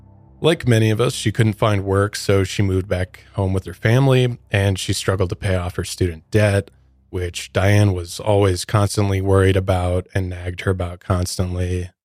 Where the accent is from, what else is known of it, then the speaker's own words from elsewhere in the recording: Midwest, United States; which I come from the Midwest, and I've never heard of Bronson before.